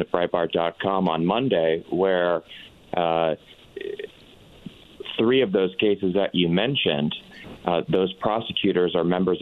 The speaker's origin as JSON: {"language": "English", "region": "Central Florida", "country": "United States", "said": "I'm from Central Florida and from a small county"}